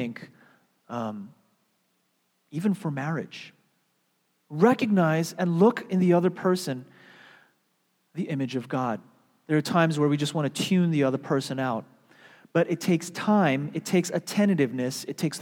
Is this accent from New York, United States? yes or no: yes; New York, United States; moved away as an adult; also born or lived in Seattle; I was from New York